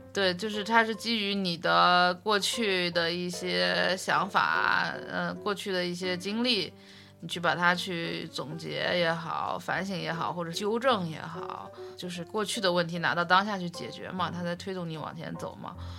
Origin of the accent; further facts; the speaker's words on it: Beijing, China; 我是北京来的嘛